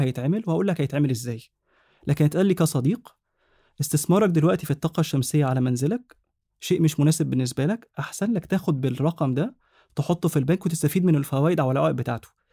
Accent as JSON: {"language": "Arabic", "country": "Egypt", "said": "عندنا في مصر"}